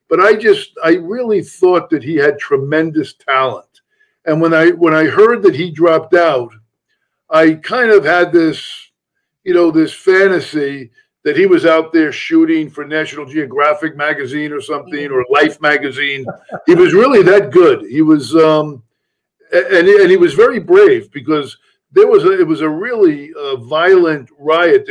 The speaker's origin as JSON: {"language": "English", "town": "Huntington", "region": "New York", "country": "United States", "tie": "born or raised there", "said": "I did grow up on Long Island in Huntington, New York"}